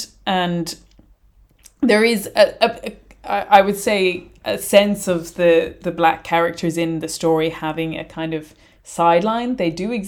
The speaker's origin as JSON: {"language": "English", "country": "Ireland", "said": "as an Irish person"}